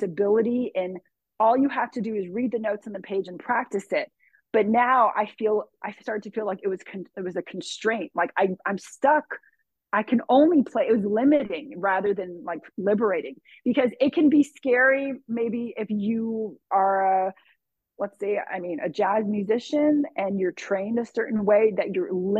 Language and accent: English; Southern California, United States; I grew up in Southern California.